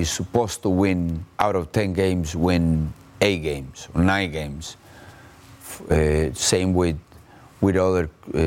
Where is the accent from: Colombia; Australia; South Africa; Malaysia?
Colombia; moved away as an adult; also born or lived in Brazil / England / Mexico / United States; I was basically very fortunate to be the first Colombian coach ever in Brazil